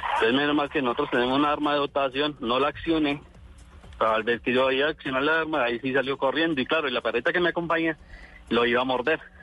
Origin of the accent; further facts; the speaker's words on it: Armenia, Quindío, Colombia; yo fui criado aquí en Armenia